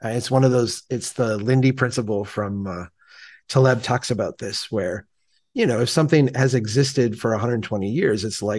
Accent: Minnesota, United States; because as a Minnesotan, I would probably say it differently than the way you would say it.

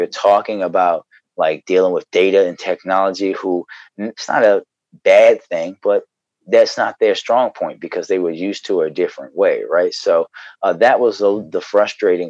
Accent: Baltimore, Maryland, United States; I grew up in Baltimore.

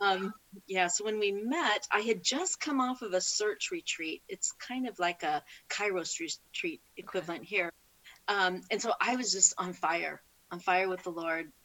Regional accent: California, United States; I born and raised in California.

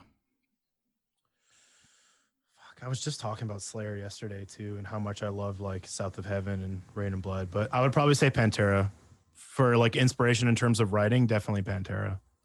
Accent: Penticton, British Columbia, Canada; where I grew up in Penticton, we were right in between two lakes

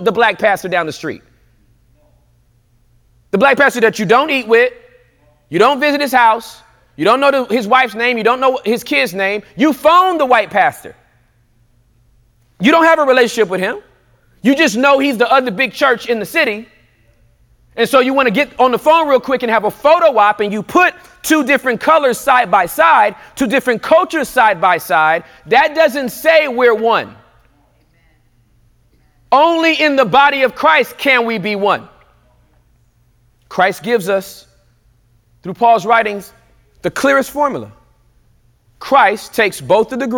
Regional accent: Inglewood, California, United States; moved away; also born or lived in the South; I was born and raised in Inglewood, California

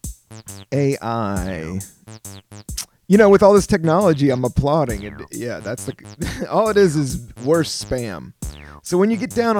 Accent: United States; I love being an American

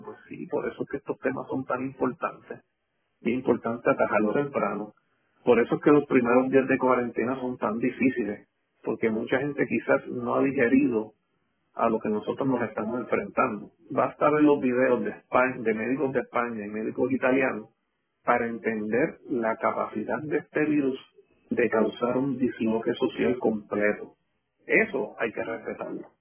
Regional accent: Puerto Rico; nosotros como puertorriqueños

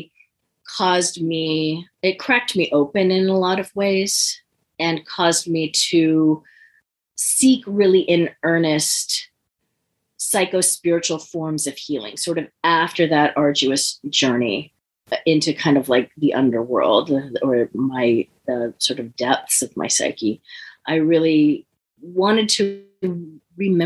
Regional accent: San Francisco Bay Area, California, United States; I grew up in the San Francisco Bay Area

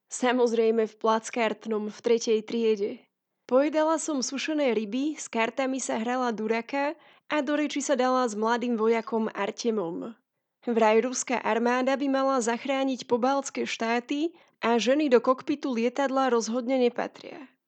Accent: Slovakia

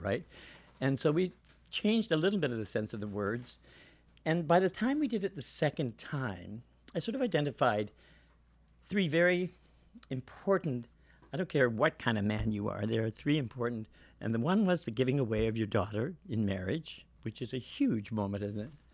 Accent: Guelph, Ontario, Canada; moved away as an adult; also born or lived in Toronto / Vancouver; I'm born in Guelph, which is sixty miles from Toronto

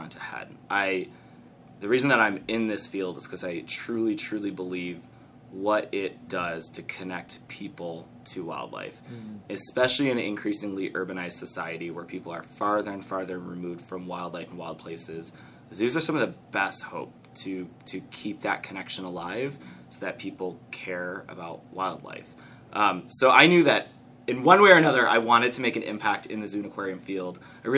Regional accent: Detroit, Michigan, United States; moved away as an adult; now in Cincinnati, United States; I'm from Metro

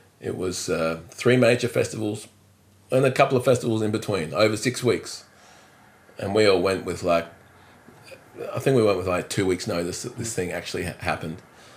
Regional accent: Adelaide, South Australia, Australia; also born or lived in Netherlands; So I was born in Holland. My mum was living in Europe with my dad in France, in Paris, and. And then shortly after I was born, they separated. Well, Mum wanted to bring me up in Australia, so but back in Adelaide

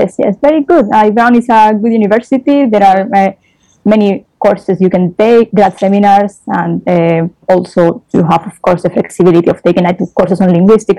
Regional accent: Spain; English is a second language; I'm from Spain.

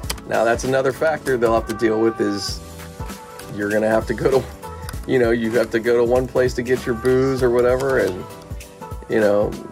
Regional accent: Pittsburgh, Pennsylvania, United States; now in Los Angeles, United States; I grew up in Pittsburgh

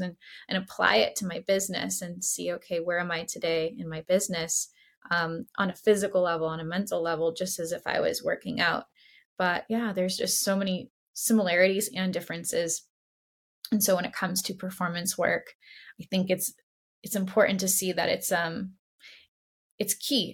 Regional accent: Boston, Massachusetts, United States; now in San Francisco, United States; I grew up in Boston, so come from a sports family

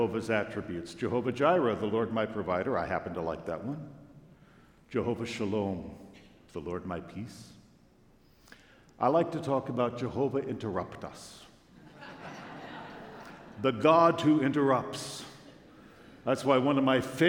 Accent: Long Beach, California, United States; we drove from my hometown, Long Beach, California

